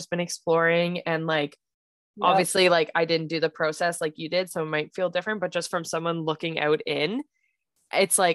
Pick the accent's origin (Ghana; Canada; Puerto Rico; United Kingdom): Canada; I'm so Canadian